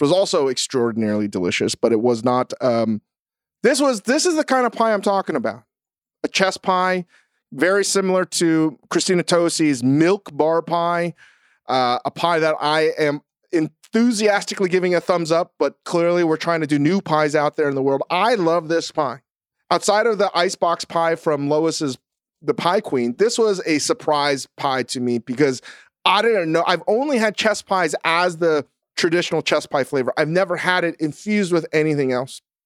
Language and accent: English; Virginia, United States; I'm a boy from Virginia.